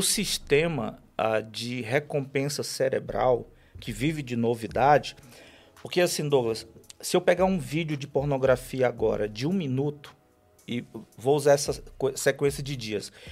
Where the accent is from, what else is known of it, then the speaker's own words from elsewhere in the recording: Fortaleza, Ceará, Brazil; eu sou natural de Fortaleza